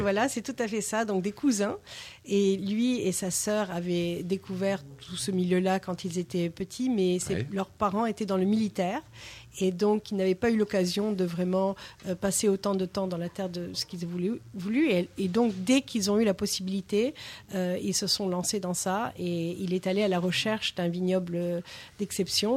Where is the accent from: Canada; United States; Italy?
United States; New York; French is a second language; moved away as an adult; now in France; Je suis de New York